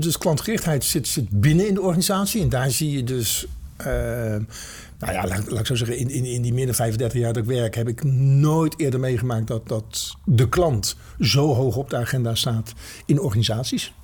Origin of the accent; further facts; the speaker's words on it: Netherlands; als Nederlanders